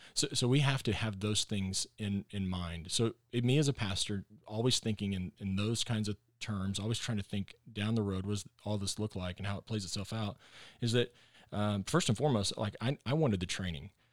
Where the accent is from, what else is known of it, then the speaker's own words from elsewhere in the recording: Texas, United States; moved away as an adult; also born or lived in Arkansas / Northwest Arkansas; I am a Texan